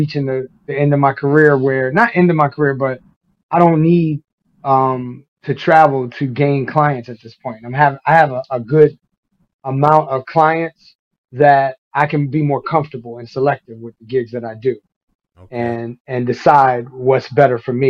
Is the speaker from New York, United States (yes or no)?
yes; New York City, New York, United States; moved away as an adult; also born or lived in Boston; came back down to Brooklyn. And I grew up there until I was in college